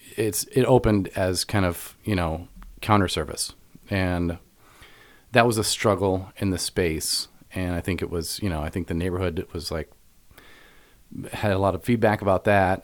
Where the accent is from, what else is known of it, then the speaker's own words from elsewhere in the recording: Evanston, Illinois, United States; I was raised in Evanston